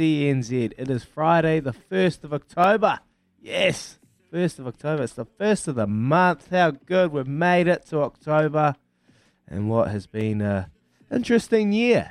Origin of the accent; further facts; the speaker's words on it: Hastings, Hawke's Bay, New Zealand; my hometown, Hastings